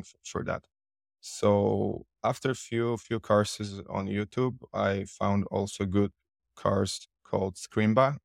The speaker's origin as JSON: {"language": "English", "country": "Poland", "second_language": "English", "said": "I'm from Poland"}